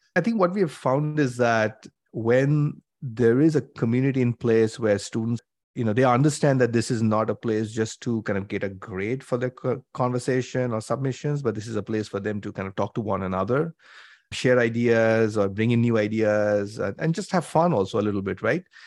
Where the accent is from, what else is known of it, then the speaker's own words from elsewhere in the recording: India; moved away as an adult; also born or lived in Mumbai, India / Cambridge, Massachusetts, United States; I grew up in India, so I did my undergrad from Bombay, at I I T Bombay in mechanical engineering